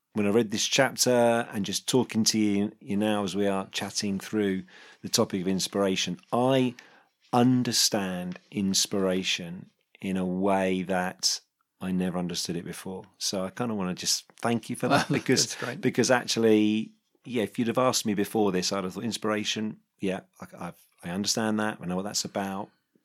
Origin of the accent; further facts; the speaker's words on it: London, United Kingdom; And it was quite a high profile business in the area where I grew up in North London.